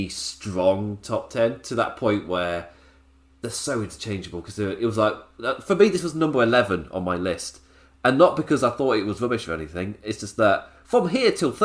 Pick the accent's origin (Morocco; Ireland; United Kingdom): United Kingdom; being British